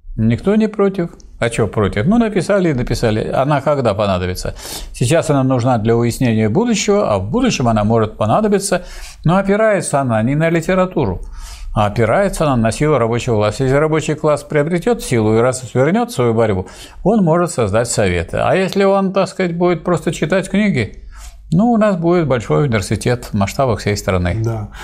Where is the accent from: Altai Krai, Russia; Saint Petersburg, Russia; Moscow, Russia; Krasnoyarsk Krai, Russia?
Saint Petersburg, Russia; как ленинградец